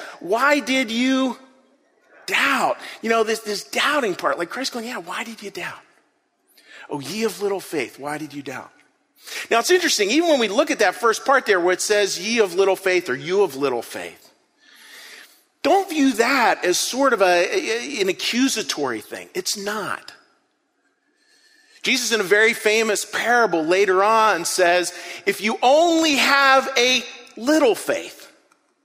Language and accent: English; Western Pennsylvania, United States; I grew up in Western Pennsylvania, sort of a pretty rough area of Western Pennsylvania